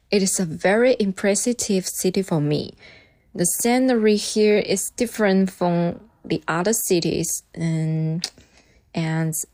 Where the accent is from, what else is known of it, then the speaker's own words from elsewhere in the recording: Suzhou, Jiangsu, China; English is a second language; My favorite city in China is Suzhou. It is my hometown and also a tourist city.